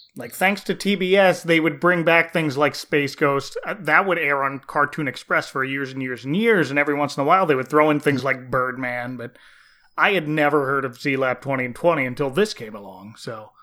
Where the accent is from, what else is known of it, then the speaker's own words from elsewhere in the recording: New Jersey, United States; growing up in New Jersey